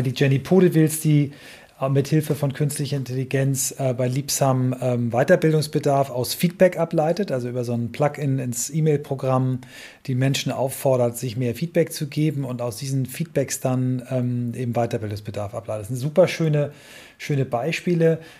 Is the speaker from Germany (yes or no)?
yes; Kiel, Schleswig-Holstein, Germany; aus meiner Heimatstadt Kiel